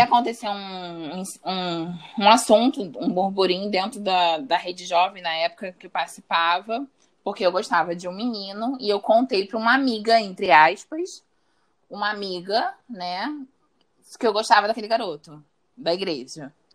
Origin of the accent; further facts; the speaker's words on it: Rio de Janeiro, Brazil; eu sou do Rio de Janeiro, tenho 27 anos